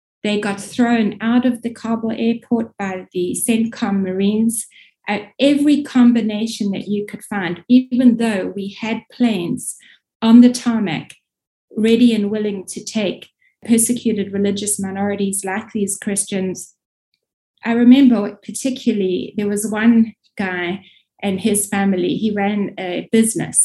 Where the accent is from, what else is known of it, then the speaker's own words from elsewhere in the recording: South Africa; moved away; also born or lived in Middle East / North Africa; You can probably hear I'm South African by origin